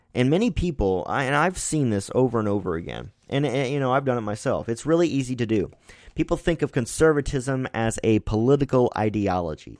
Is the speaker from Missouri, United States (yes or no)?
yes; Missouri, United States; my home state here in Missouri